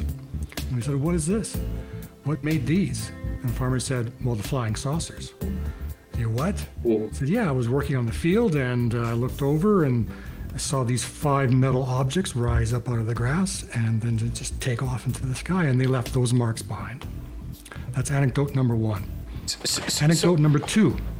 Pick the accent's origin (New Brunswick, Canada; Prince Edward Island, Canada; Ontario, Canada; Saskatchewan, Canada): Saskatchewan, Canada; Kenora; moved away as an adult; now in Calgary, Canada; I'm from Kenora, Saskatchewan, and I've been in Calgary since I left high school